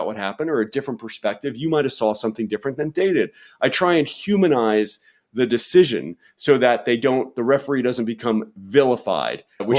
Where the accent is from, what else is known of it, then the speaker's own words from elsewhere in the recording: New York City, New York, United States; My mom acted off Broadway. I grew up in New York City.